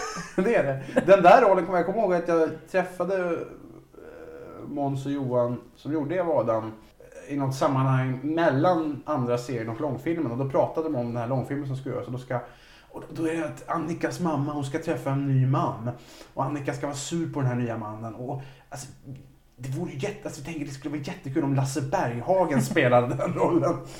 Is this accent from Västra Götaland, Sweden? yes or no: no; Vaxholm, Stockholm County, Sweden; i Vaxholm, där jag växte upp